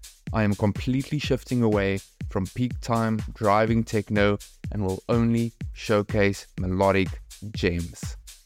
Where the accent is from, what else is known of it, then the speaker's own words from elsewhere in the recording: South Africa; I am from South Africa. Currently, I am based in George, Western Cape, a city about 6 hours away from Cape Town.